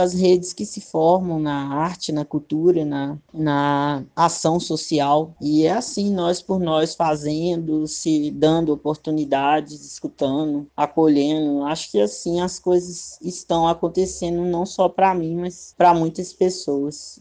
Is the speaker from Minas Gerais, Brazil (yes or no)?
yes; Sete Lagoas, Minas Gerais, Brazil; also born or lived in Belo Horizonte; Eu nasci em BH, mas fui criado em Sete Lagoas